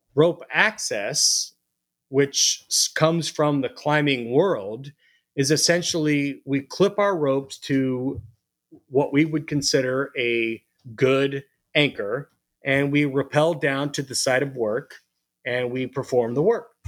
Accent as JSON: {"language": "English", "town": "Phoenix", "region": "Arizona", "country": "United States", "tie": "born or raised there", "also_born_or_lived": "Missouri / Colorado Springs, Colorado", "moved": "as an adult", "lives_now": "Denver, United States", "said": "I was born and raised in Phoenix, Arizona"}